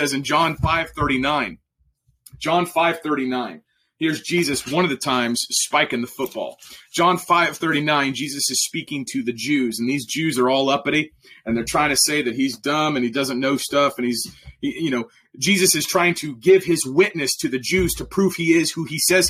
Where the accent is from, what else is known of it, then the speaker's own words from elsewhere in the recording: Oklahoma, United States; I'm from Oklahoma